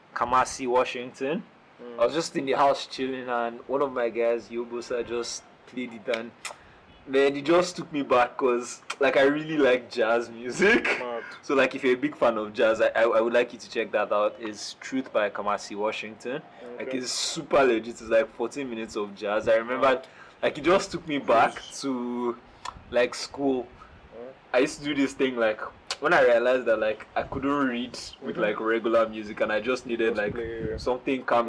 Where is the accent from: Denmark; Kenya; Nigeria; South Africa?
Nigeria; I'm Nigerian.